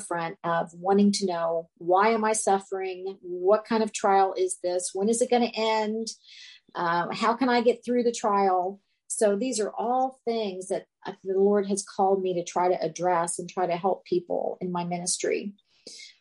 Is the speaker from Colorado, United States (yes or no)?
no; Cincinnati, Ohio, United States; moved away as an adult; also born or lived in Tucson, Arizona; I was from Cincinnati, and I would go far away to the University of Arizona in Tucson